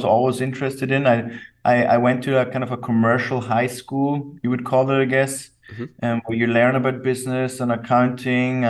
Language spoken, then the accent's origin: English; Salzburg, Austria; now in Vienna, Austria; I grew up in Salzburg, Austria, the center of Europe